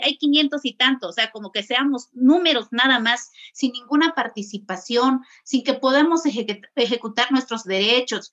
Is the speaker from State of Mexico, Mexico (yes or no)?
no; San Juan Chamula, Chiapas, Mexico; crecí allí en Chamula